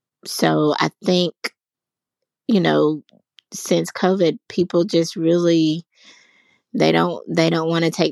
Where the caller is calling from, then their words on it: Pinson, Alabama, United States; I'm calling from Pinson, Alabama.